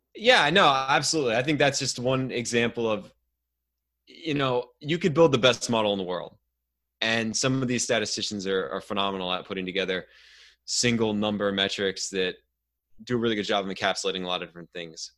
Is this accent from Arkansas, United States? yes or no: no; outside of Cleveland, Ohio, United States; now in Ontario, Canada; I grew up outside of Cleveland